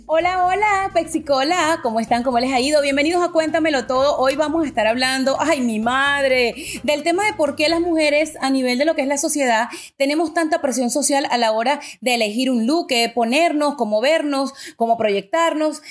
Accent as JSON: {"language": "Spanish", "country": "Venezuela", "said": "yo que soy de Venezuela"}